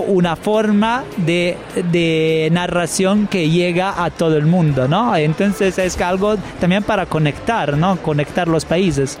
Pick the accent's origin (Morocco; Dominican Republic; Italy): Italy; Bologna, Emilia-Romagna; Spanish is a second language; soy de Bolonia, me muevo solo en bici porque es tan pequeña